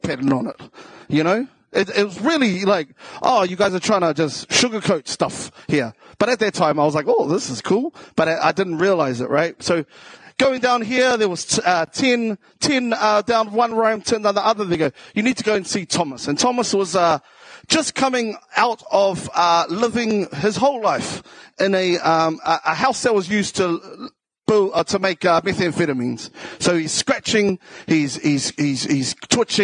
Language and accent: English; Auckland, New Zealand; accent: South Auckland; also born or lived in Taranaki / Waitara; I grew up in South Auckland.